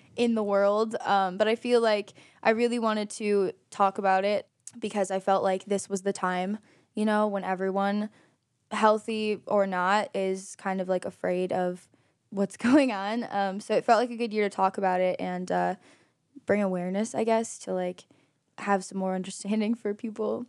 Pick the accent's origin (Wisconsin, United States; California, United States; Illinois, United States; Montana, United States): Illinois, United States; Aurora; now in Geneva, United States; Aurora, Illinois